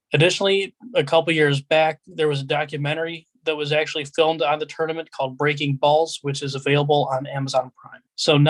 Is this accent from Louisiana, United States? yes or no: no; Wickliffe, Ohio, United States; I grew up in Wycliffe, and my dad is a member of the Wycliffe Italian American Club. So I've been going down there since I was in middle school